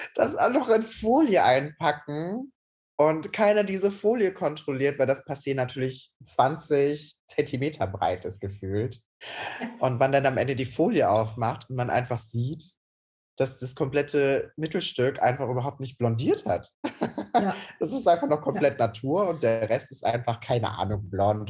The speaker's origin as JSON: {"language": "German", "town": "Cologne", "region": "North Rhine-Westphalia", "country": "Germany", "said": "ich bin 26 Jahre alt, ich bin aus Köln und ich bin leidenschaftlicher Friseur"}